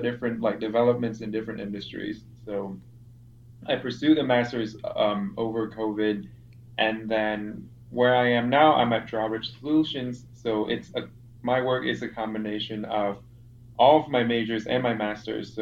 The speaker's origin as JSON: {"language": "English", "country": "Vietnam", "moved": "as an adult", "lives_now": "Chicago, United States", "said": "I'm from Vietnam"}